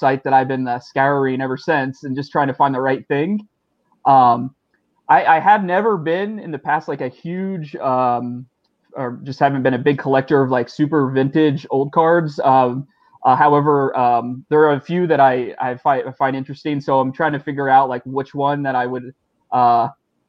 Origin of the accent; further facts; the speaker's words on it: Southern Indiana, United States; now in Valparaiso, United States; I'm actually from Southern Indiana. I live in Northwest Indiana right now with my wife